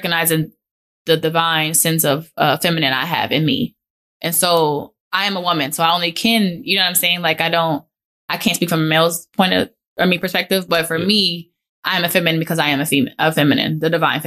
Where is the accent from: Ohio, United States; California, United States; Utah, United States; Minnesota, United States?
Minnesota, United States; Minneapolis; I went to San Miguel in South Minneapolis, and they're a Catholic private school